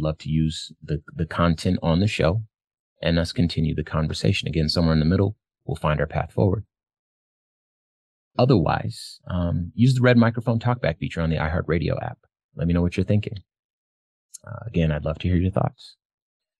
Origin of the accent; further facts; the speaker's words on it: Arizona, United States; my home state of Arizona